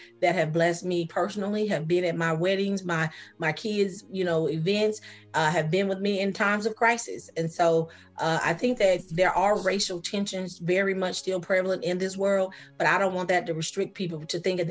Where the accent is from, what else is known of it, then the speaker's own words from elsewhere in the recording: Sacramento, California, United States; accent: Geechee; moved away as an adult; now in Georgia, United States; I grew up in Sacramento.